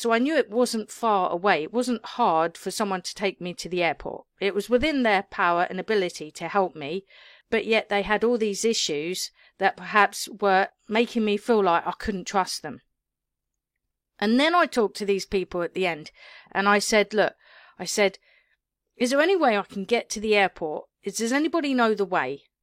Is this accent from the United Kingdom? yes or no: yes; England, United Kingdom; me being British